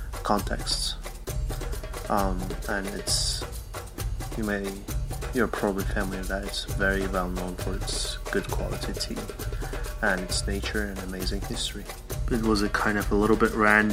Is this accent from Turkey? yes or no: yes; Turkey; now in Saudi Arabia; I am originally from Turkey, currently living in Saudi Arabia